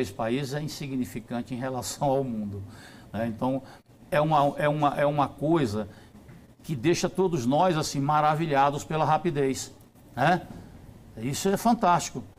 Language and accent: Portuguese; Brazil; eu como brasileiro